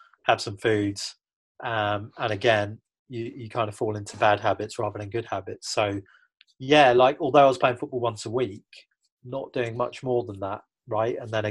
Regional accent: United Kingdom; moved away; as a Brit

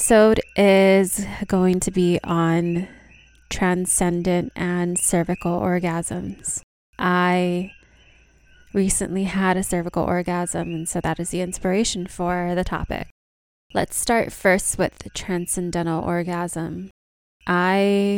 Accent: Hawaii, United States; moved away; also born or lived in India; I'm from Hawaii originally, and I've been back home in Hawaii since September of last year.

